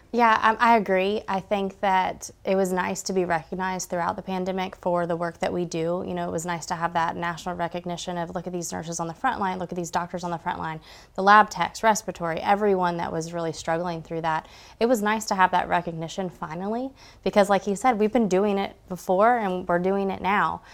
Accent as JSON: {"language": "English", "region": "Georgia", "country": "United States", "tie": "born or raised there", "also_born_or_lived": "Dahlonega / Gainesville / Suwanee", "said": "I grew up in Georgia."}